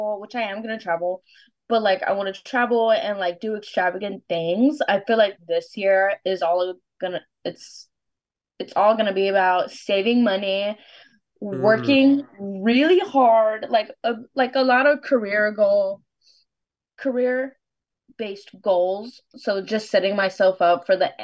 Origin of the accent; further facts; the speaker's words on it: Texas, United States; I'm famously Texan